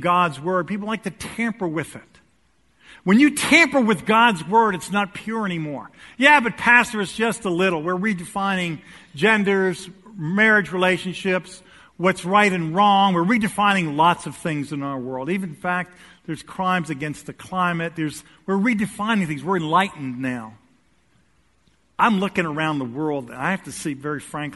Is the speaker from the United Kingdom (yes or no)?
no; United States; we're American